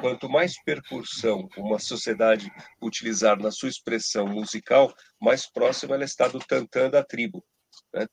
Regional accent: Brazil; nós somos brasileiros

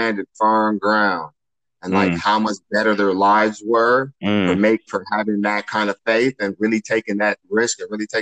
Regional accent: Los Angeles, California, United States; moved away as an adult; also born or lived in Pasadena, California / Fort Wayne, Indiana; I grew up in Los Angeles or Pasadena, California, and I grew up in the heart of gangbang.

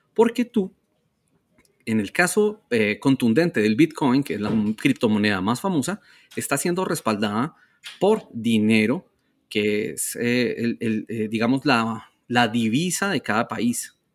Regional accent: Colombia; somos orgullosamente colombianos.

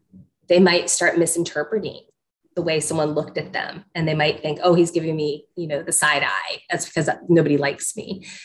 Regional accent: Egypt; So I was growing up in Egypt, and my dad was a medical researcher

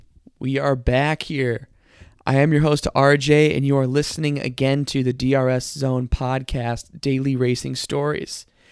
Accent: Michigan, United States; my home state of Michigan

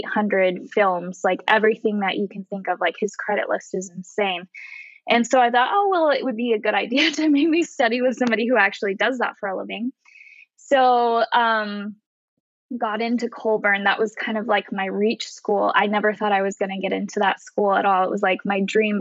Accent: Utah, United States; moved away as an adult; I grew up in Utah and I lived there until I graduated high school.

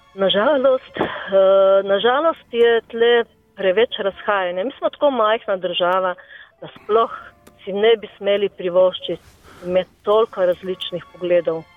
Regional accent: Slovenia; Slovenci smo kar precej samozavestni

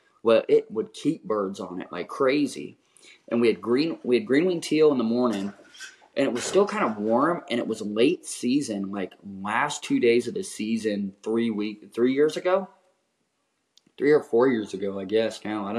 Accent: Pacific Flyway, United States; I grew up in the Pacific Flyway, and I never shot a cinnamon.

